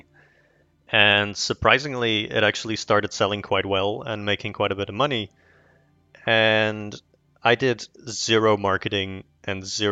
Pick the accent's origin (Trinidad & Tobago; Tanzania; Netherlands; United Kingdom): Netherlands; English is a second language; I'm from the Netherlands.